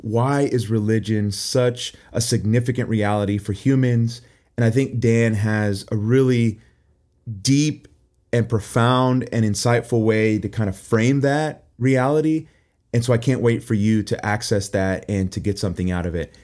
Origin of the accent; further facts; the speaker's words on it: Puerto Rico; I'm from Puerto Rico